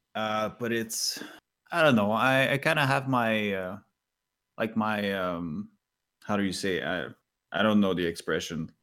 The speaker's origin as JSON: {"language": "English", "country": "Canada", "second_language": "English", "said": "as a Canadian"}